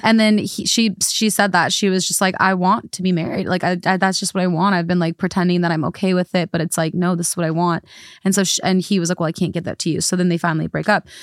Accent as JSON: {"language": "English", "country": "United States", "said": "I'm from America"}